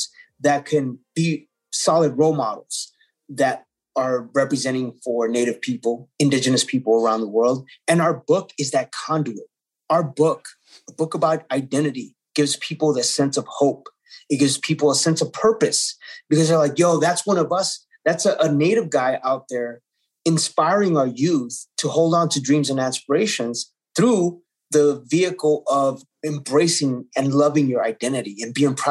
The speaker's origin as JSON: {"language": "English", "town": "Los Angeles", "region": "California", "country": "United States", "tie": "born or raised there", "said": "I was born in East Los Angeles and it was a predominantly Mexican-American community."}